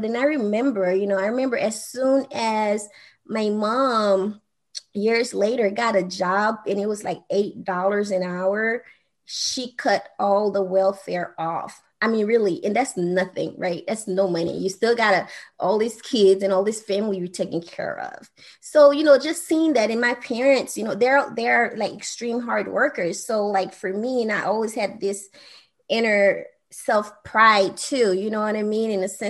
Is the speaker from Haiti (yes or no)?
yes; Haiti; I grew up on welfare. My mom, you know, had to have food stamp for a while because, you know, I'm from Haiti.